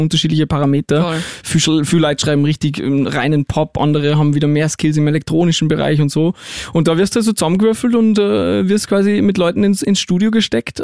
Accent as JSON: {"language": "German", "region": "Salzburg", "country": "Austria", "said": "ich bin aus Salzburg"}